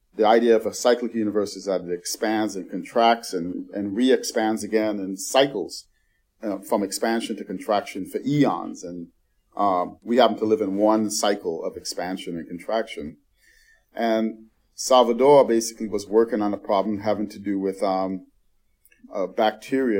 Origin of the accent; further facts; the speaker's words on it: New York City, New York, United States; I grew up in the Bronx